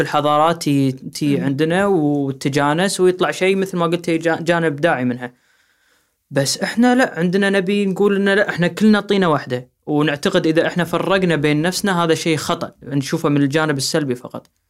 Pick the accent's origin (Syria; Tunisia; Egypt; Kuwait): Kuwait; احنا عندنا بالكويت